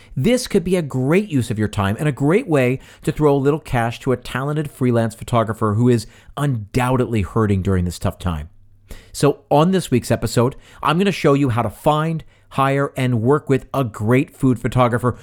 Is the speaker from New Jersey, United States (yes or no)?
no; West Chester, Pennsylvania, United States; Tommy's Original is in my hometown of Westchester, Pennsylvania. It's right up the street from the high school I attended